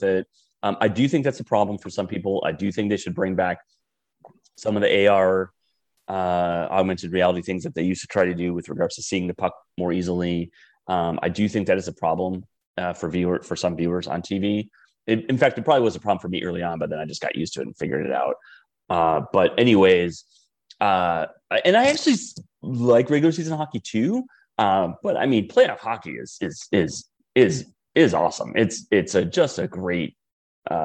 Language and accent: English; Wisconsin, United States; moved away; we never had a hockey team growing up in Wisconsin